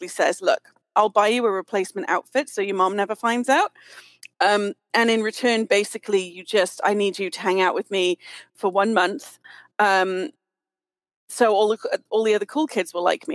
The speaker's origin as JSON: {"language": "English", "country": "United Kingdom", "tie": "born or raised there", "said": "as a British kid"}